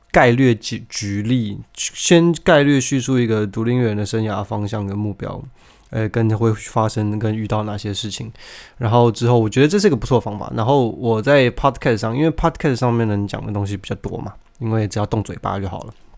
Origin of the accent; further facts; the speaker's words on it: Taiwan; 那我们身为台湾人